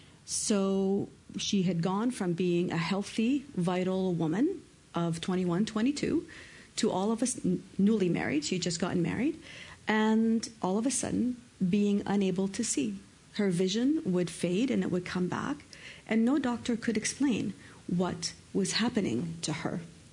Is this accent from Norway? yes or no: no; Canada; also born or lived in Lebanon; Now, I was born in Canada. I actually lived most of my life in Canada, but as a child, I actually lived in Lebanon. My parents are Lebanese.